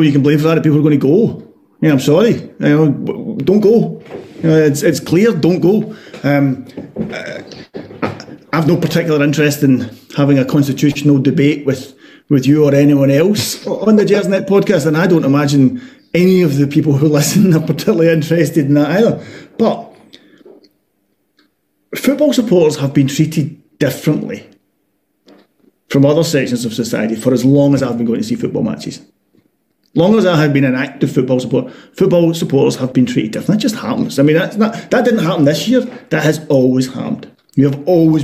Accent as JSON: {"language": "English", "town": "Glasgow", "region": "Scotland", "country": "United Kingdom", "said": "as a Glaswegian, as someone living in Glasgow"}